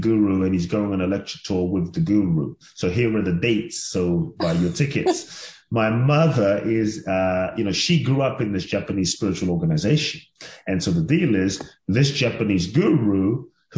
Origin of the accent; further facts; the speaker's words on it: London, United Kingdom; now in United States; I grew up in London